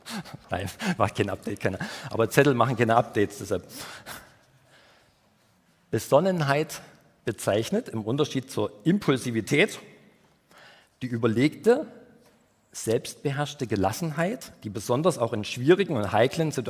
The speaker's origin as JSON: {"language": "German", "region": "Saxony", "country": "Germany", "said": "Ich komme ja aus dem Erzgebirge und da gibt es viele Berge und viele Kurven, ähm, also ursprünglich aus dem Erzgebirge"}